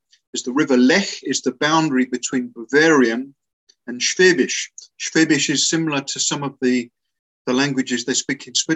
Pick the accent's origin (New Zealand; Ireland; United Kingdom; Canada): United Kingdom; England; first language English; moved away as an adult; also born or lived in Africa; now in Germany; I grew up in a very monocultural, monolingual little town in England